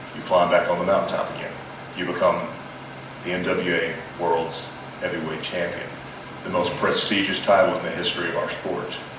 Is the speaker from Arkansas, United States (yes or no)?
yes; Pine Bluff, Arkansas, United States; I grew up in Pine Bluff, Arkansas